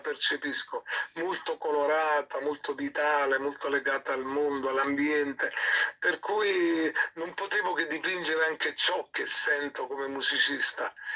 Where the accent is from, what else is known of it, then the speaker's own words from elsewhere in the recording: Naples, Campania, Italy; also born or lived in Rome; Napoli, la mia città